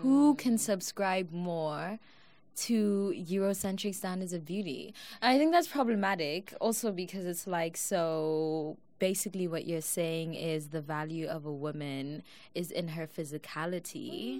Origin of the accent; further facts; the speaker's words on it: South Africa; now in United States; I'm South African